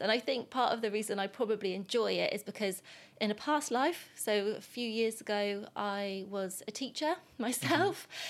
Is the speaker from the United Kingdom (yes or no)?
yes; England, United Kingdom; first language English; I am an English person